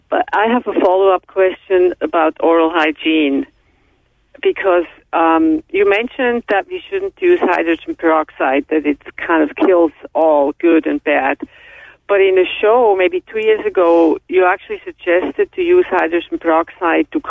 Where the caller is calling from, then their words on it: Southern California, United States; I'm calling from SoCal.